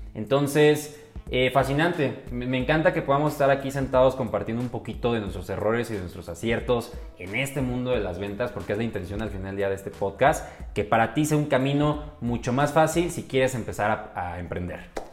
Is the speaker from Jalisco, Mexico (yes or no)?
no; Mexico City, Mexico; soy originario de la hermosa Ciudad de México, Chilango, me puedes decir